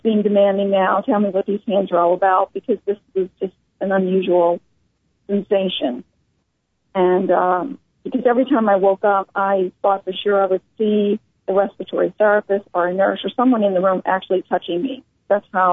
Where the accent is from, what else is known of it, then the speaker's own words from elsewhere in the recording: New Orleans, Louisiana, United States; I was born in New Orleans